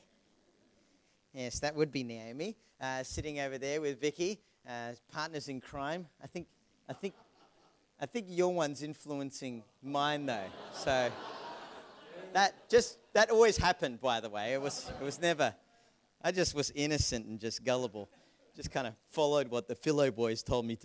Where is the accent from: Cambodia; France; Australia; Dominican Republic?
Australia; Melbourne, Victoria; moved away; also born or lived in Vanuatu / Queensland; I'm actually not a Queenslander. I'm from Melbourne originally